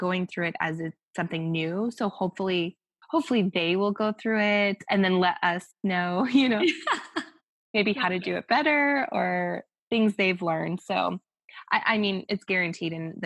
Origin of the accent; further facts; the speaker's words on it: Denver, Colorado, United States; moved away as an adult; also born or lived in Orange County / Newport Beach; now in Los Angeles, United States; I grew up technically, yeah, in Denver. So I left right out of high school